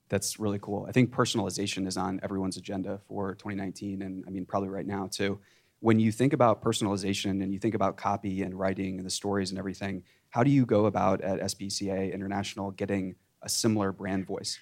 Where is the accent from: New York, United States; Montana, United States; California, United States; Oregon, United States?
California, United States; Silicon Valley; I'm from Silicon Valley